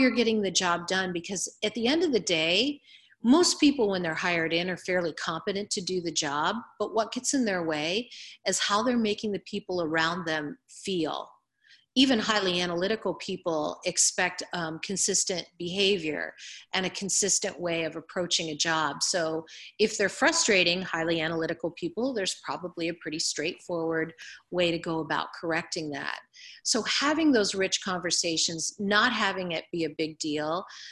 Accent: Ohio, United States; I'm from Ohio

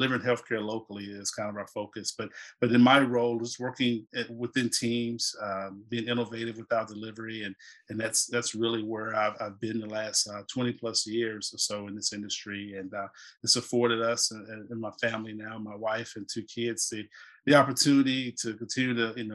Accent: South Carolina, United States; moved away as an adult; also born or lived in Atlanta; now in North Carolina, United States; I live in North Carolina and originally from the Carolinas, born and raised in South Carolina

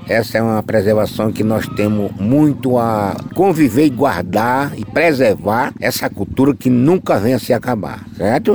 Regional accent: Paraíba, Brazil; somos nós da Paraíba

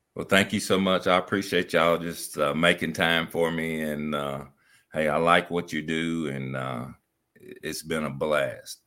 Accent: United States; as a kid growing up in Lincoln County

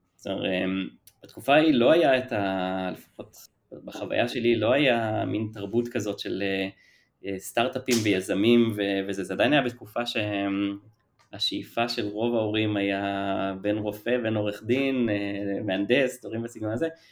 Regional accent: Ramat HaSharon, Tel Aviv District, Israel; moved away as an adult; now in Tel Aviv, Israel; במקור מרמת השרון, מגיל אפס פחות או יותר, עד, לא יודע, גיל עשרים

